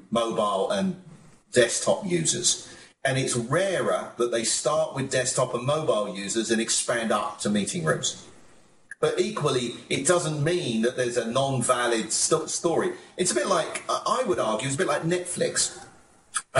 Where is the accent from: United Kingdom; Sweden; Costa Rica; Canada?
United Kingdom; moved away as an adult; also born or lived in United States; as a Brit, when I first came to America